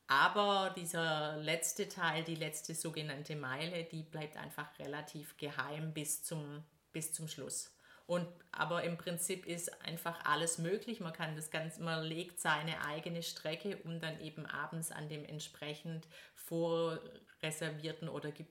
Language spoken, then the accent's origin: German; Stuttgart, Baden-Württemberg, Germany; Ja, Thomas kommt aus Brandenburg und ich komme aus Stuttgart und wir haben unseren Sitz hier so mitten in einem Stuttgarter Stadtteil.